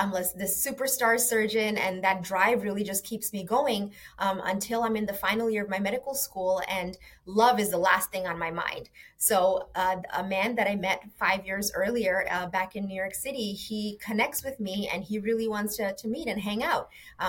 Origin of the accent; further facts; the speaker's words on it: Bangladesh; born there; I was born in Bangladesh, a tiny little country on the east side of India.